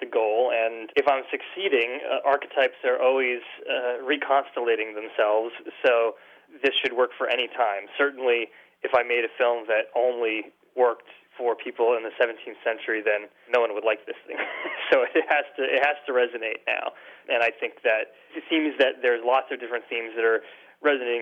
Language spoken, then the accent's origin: English; New England, United States; I grew up in New England